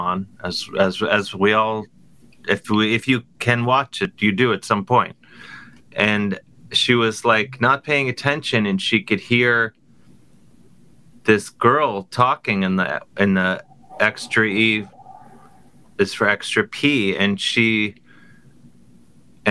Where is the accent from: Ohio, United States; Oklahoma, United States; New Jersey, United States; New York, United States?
Ohio, United States; Cleveland; moved away; I'm from Cleveland